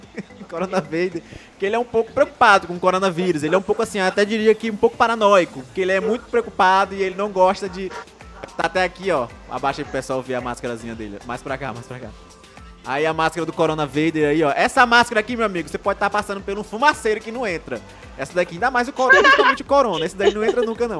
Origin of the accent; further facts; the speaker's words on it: Maranhão, Brazil; accent: maranhense; meu sotaque é. é o maranhense